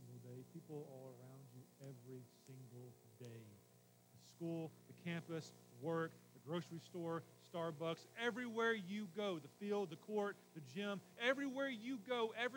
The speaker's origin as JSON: {"language": "English", "town": "Memphis", "region": "Tennessee", "country": "United States", "said": "I'm from Memphis"}